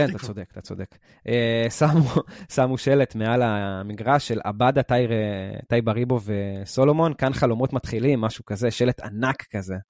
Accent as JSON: {"language": "Hebrew", "country": "Israel", "said": "אנחנו הישראלים"}